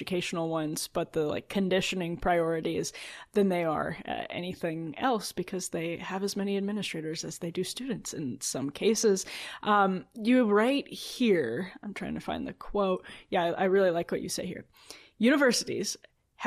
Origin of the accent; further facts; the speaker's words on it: Wisconsin, United States; I'm from Wisconsin